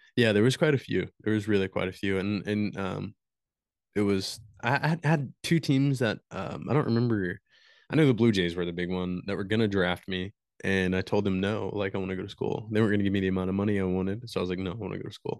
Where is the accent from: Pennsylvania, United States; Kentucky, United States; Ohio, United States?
Kentucky, United States; Morehead; Right here in good old Moorhead